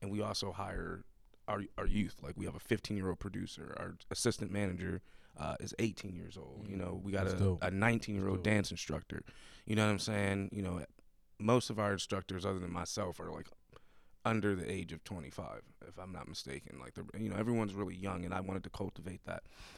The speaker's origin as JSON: {"language": "English", "town": "Buffalo", "region": "New York", "country": "United States", "lives_now": "Pittsburgh, United States", "said": "So I moved here from Buffalo, New York."}